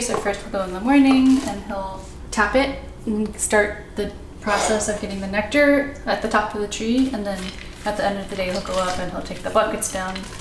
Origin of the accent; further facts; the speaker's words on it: Bay Area, California, United States; born or raised there